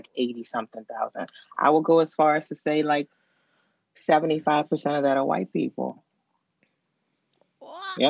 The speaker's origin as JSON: {"language": "English", "town": "New Orleans", "region": "Louisiana", "country": "United States", "tie": "born or raised there", "also_born_or_lived": "Philadelphia", "moved": "yes", "said": "I grew up dark skinned in New Orleans"}